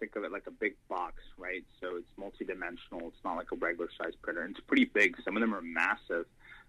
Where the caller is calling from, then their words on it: Alpharetta, Georgia, United States; I'm calling from, most people probably haven't heard of it, it's Alpharetta, Georgia, suburb of Atlanta.